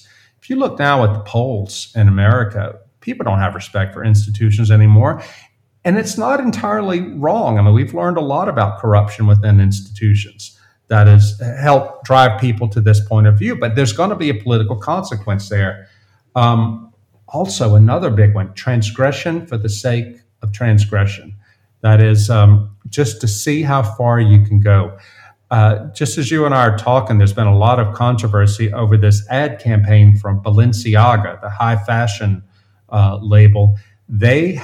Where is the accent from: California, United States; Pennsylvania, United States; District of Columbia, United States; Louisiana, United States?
Louisiana, United States; South; moved away; the town I grew up in South Louisiana, a little town on the Mississippi River, 2,000 people